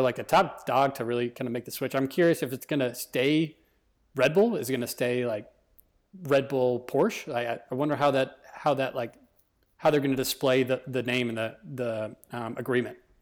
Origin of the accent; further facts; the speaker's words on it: United States; as Americans